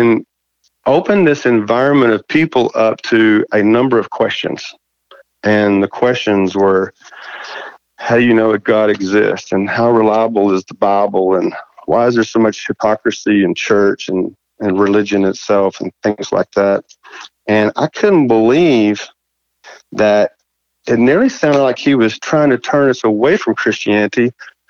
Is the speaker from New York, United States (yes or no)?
no; Levelland, Texas, United States; also born or lived in Fort Worth; We moved out here in West Texas, and I was in the seventh grade. We moved to Leveland, and my dad was in the John Deere business, and so I was raised out here in West Texas